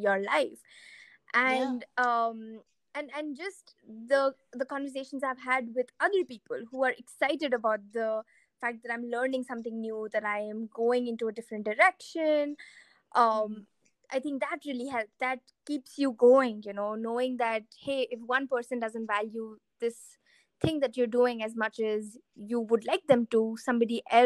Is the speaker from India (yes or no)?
yes; India; moved away; my identity as an Indian